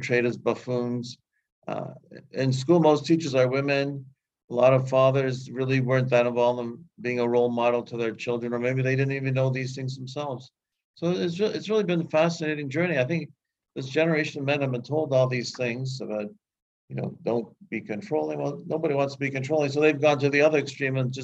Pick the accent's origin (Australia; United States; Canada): Canada; I grew up in Canada